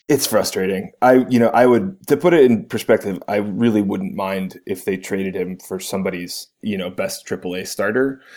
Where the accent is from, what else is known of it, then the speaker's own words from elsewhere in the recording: Cleveland, Ohio, United States; I am from Cleveland